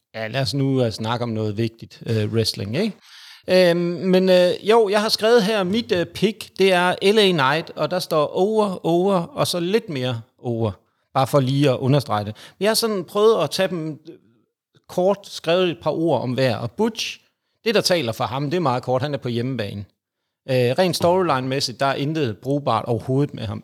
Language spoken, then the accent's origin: Danish; Jutland, Denmark; jeg er jyde